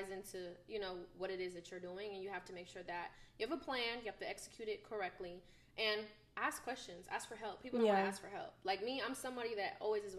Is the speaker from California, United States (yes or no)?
yes; Bay Area, California, United States; moved away as an adult; now in Atlanta, United States; being from California, I'm from the Bay Area